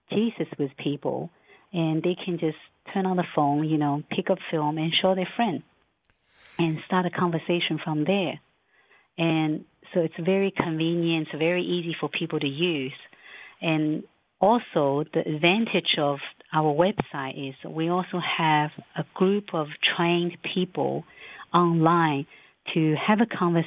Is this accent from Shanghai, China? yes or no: yes; Shanghai, China; Yes, I'm Chinese. I was born in Shanghai